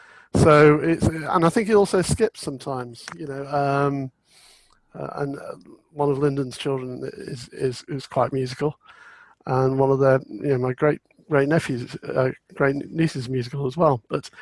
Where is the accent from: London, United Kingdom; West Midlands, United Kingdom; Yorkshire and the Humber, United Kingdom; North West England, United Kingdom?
West Midlands, United Kingdom; Burslem; born there; also born or lived in York / Scotland; Well, I was born in Burslem in the Potteries, but in fact, our family never actually lived there.